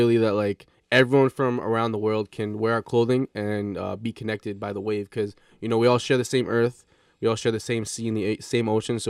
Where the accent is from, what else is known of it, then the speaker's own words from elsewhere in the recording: Hamilton, Ontario, Canada; And yeah, born and raised in Hamilton.